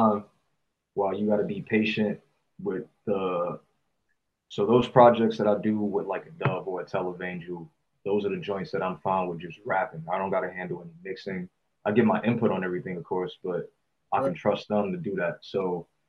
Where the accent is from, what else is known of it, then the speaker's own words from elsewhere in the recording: East Coast, United States; moved away; I grew up on the East Coast. We smoke a lot of sativa over there